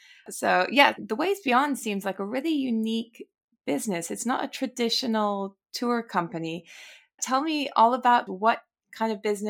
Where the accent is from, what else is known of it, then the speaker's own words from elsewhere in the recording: United States; moved away as an adult; now in London, United Kingdom; So I'm from the US originally, but moved to London over six years ago now.